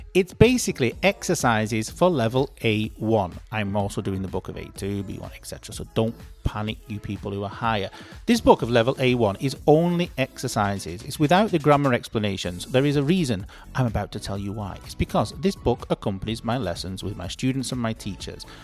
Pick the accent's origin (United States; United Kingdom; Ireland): United Kingdom; I'm British